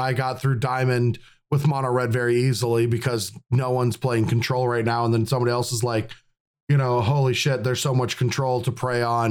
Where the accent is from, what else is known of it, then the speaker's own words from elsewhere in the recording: Midwest, United States; I'm from the Midwest